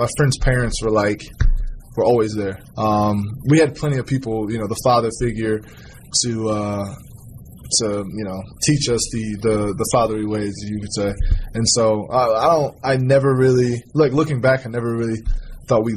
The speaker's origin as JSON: {"language": "English", "town": "Fostoria", "region": "Ohio", "country": "United States", "tie": "born or raised there", "moved": "yes", "said": "We were always outside, you know, playing in the streets of Fallstoria"}